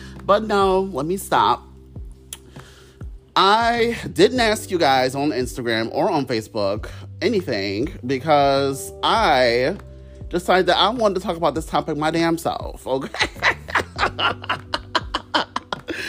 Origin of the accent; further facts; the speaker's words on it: Ohio, United States; I'm from Ohio